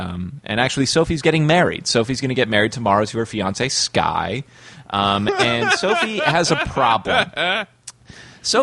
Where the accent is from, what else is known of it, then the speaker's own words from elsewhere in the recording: United States; I'm an American.